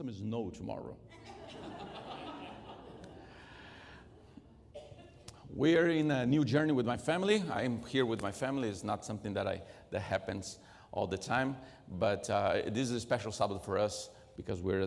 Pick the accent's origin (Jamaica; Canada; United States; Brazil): Brazil; English is a second language; moved away; Since I was raised in Brazil, I'm not Brazilian by birth, but I was raised in Brazil